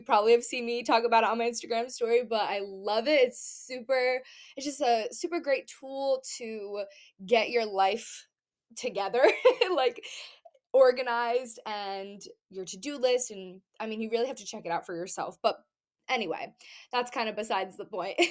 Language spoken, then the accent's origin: English; New England, United States; all of my family is here in Massachusetts, Rhode Island, like everybody is here